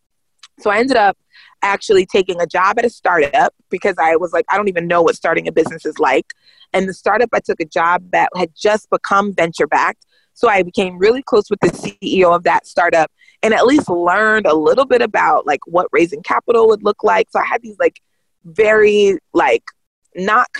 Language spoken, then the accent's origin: English; United States; growing up in America